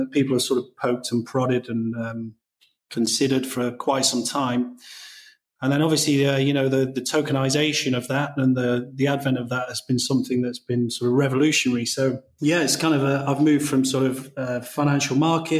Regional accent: England, United Kingdom; I'm English

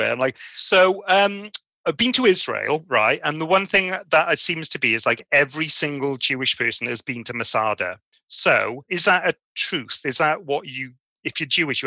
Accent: Wales, United Kingdom; Nadolig Llawen, as we say in Wales

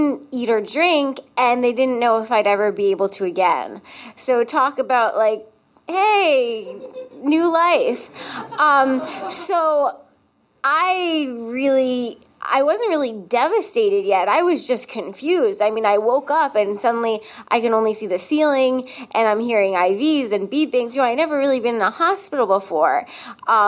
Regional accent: Connecticut, United States; I'm from Connecticut

